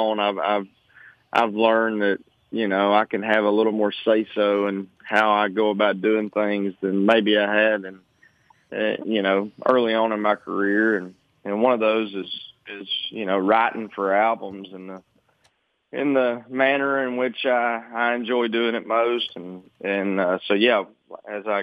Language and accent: English; Arkansas, United States; where I grew up in Arkansas